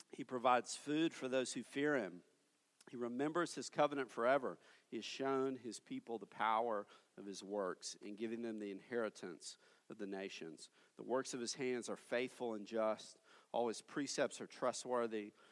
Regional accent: Tennessee, United States; moved away as an adult; now in Fort Worth, United States; my hometown in Tennessee

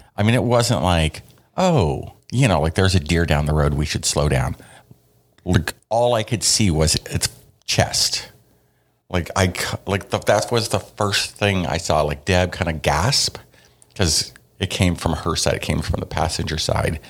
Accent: the Northwest, Pacific Northwest, United States; we're from the Northwest

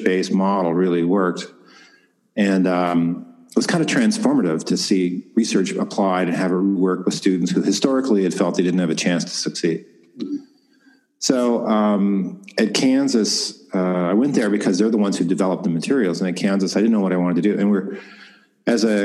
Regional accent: Ontario, Canada; I grew up in Ontario, Canada. I grew up on a farm.

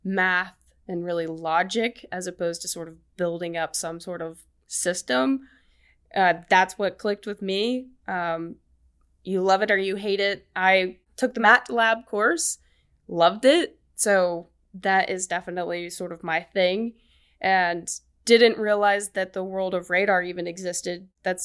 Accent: Birmingham, Alabama, United States

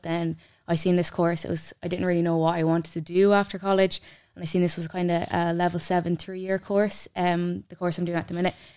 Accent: Mullingar, Leinster, Ireland; also born or lived in Ballymahon; I'm actually local enough. I'm from Mullingar

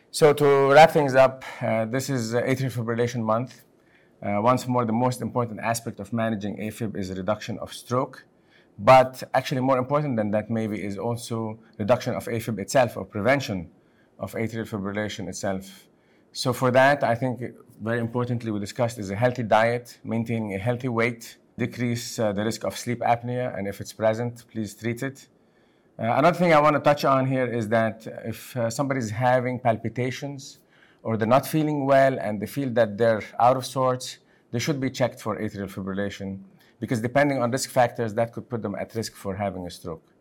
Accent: Lebanon; moved away; I'm originally from Lebanon

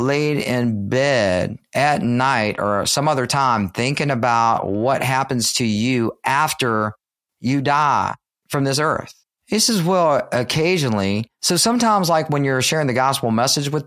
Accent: Richmond, Virginia, United States; I'm from Richmond, Virginia.

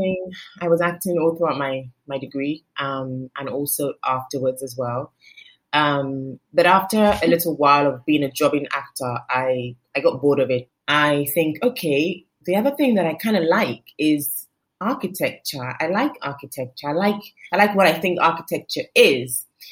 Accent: London, United Kingdom; now in Lagos, Nigeria; I was born in London. I lived in London till I was 5. I moved to Lagos till I was 12. I moved back to London till I was 27. And then I moved back to Lagos to live.

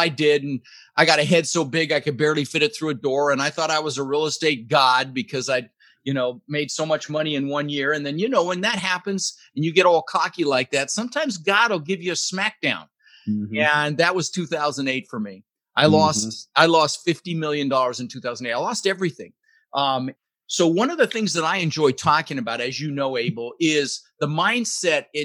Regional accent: Denver, Colorado, United States; also born or lived in Netherlands; Immigrated to this country when I was 6 years old with my brother Albert, my mother's Vantje. I was born in the Netherlands in Holland, you know, wooden shoes and windmills and ended up in Denver, Colorado, where I lived for 30 years.

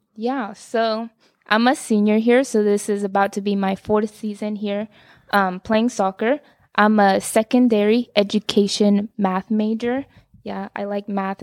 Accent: Dallas, Texas, United States; also born or lived in Carrollton; I grew up in Dallas

